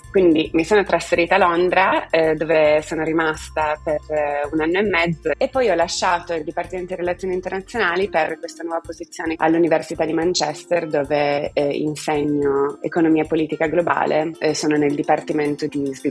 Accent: Turin, Piedmont, Italy; Sono partita da Torino, ho studiato lingue cinese e inglese a Torino in triennale

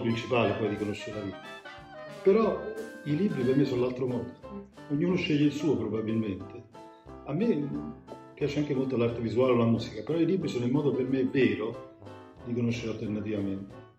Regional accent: Naples, Campania, Italy; sono napoletano

